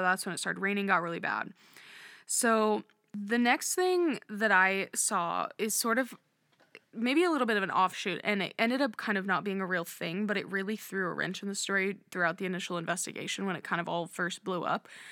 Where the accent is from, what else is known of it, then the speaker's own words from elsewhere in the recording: Nebraska, United States; we're from Nebraska, but we're not from that area of the state